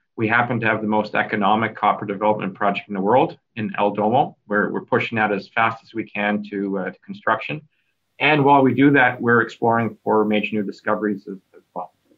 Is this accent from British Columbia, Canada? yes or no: yes; Kelowna, British Columbia, Canada; moved away as an adult; also born or lived in Vancouver, Canada / Toronto, Canada; I'm a British Columbia raised kid uh, out of Kelowna, Vancouver, BC.